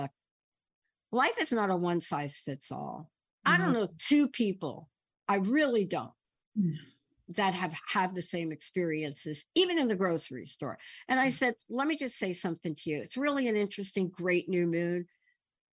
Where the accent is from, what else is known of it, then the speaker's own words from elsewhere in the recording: New York City, New York, United States; moved away; I'm this kid growing up in the Bronx, lived in the projects